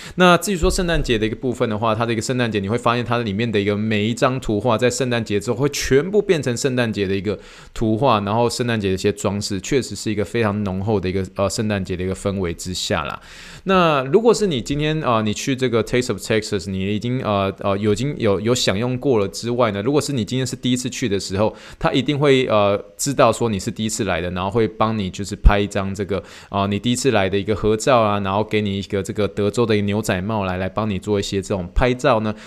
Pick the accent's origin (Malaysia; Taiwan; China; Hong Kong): Taiwan; moved away as an adult; now in United States; 我这个从，哦，台湾长大，长大到当兵，哦，才出来美国的这个，哦，这样子的，哦，台湾人